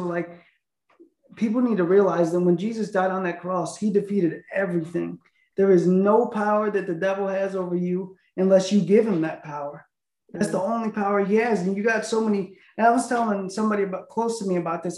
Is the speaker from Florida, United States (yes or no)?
no; an hour north of Chicago, Illinois, United States; moved away; also born or lived in Tennessee / Houston, Texas; I grew up an hour north of Chicago in this oh. small town, and then I moved to Tennessee